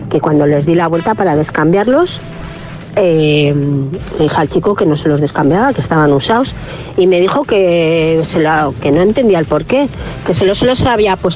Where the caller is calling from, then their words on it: Vitoria, Basque Country, Spain; Hola, buenos días … de Vitoria.